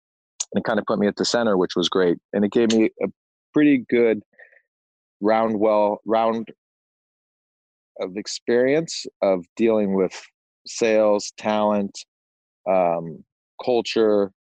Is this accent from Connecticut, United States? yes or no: no; suburb outside San Francisco, Northern California, United States; moved away as an adult; also born or lived in Arizona / Los Angeles; I grew up in Northern California in a small little suburb outside of San Francisco. I went to school out at University of Arizona. I migrated to Los Angeles after University of Arizona.